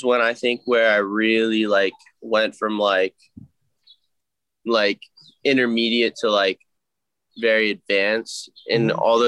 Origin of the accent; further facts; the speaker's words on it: West Chester, Pennsylvania, United States; moved away as an adult; also born or lived in Delaware; now in Los Angeles, United States; I'm originally from Westchester, Pennsylvania